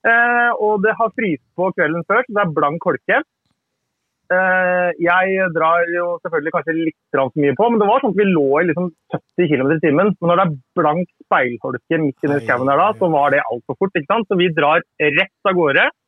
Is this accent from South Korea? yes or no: yes; South Korea; now in Norway; Jeg er jo